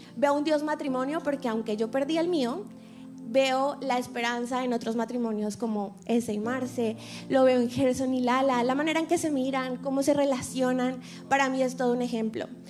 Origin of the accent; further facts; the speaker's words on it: Colombia; moved away; soy colombiana, soy artista, actriz